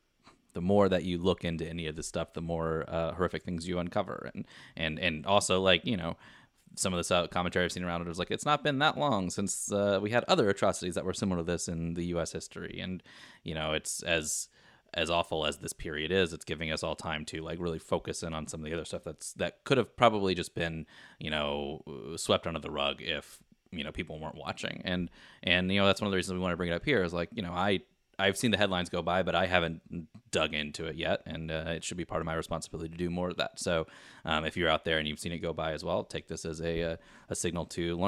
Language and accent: English; Midwest, United States; in having come back to my hometown, it's insulated from a lot of what's going on in the world because it's a small town and it's in the Midwest / Southern areas.